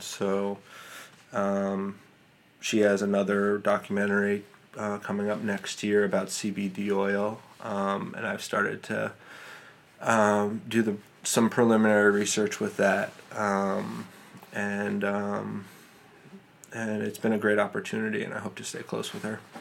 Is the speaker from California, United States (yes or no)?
no; New York City, New York, United States; I grew up in Manhattan